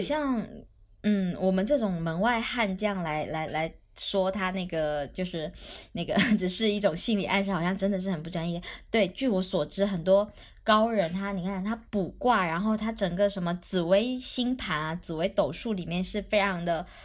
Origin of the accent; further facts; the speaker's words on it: Guangdong, China; now in Shenzhen, China; 我这边是潮汕人，就是广东地区里面的算命重灾区，就迷信重灾区